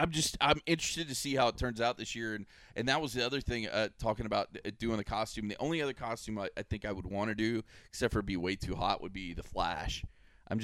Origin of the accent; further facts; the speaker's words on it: Polk County, Florida, United States; I'm from Polk County